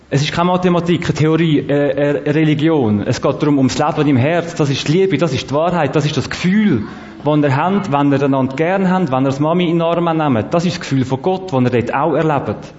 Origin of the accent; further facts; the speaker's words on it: Zurich, Switzerland; Erstens, ich habe nicht so viel Zeit und zweitens, ich bin aus Zürich.